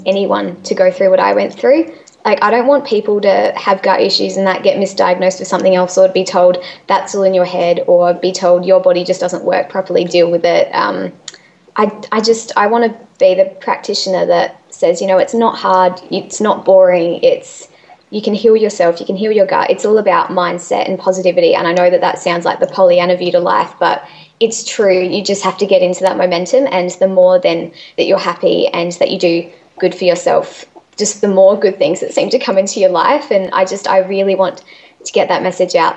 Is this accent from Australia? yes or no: yes; Adelaide, South Australia, Australia; I'm from Adelaide